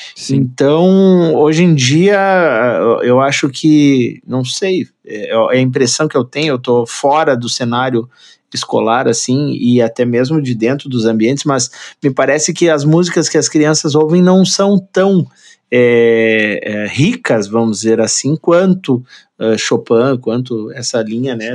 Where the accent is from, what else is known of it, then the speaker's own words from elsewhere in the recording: Rio Grande do Sul, Brazil; Sou gaúcho, sou gaúcho de apartamento, né? Sou gaúcho urbano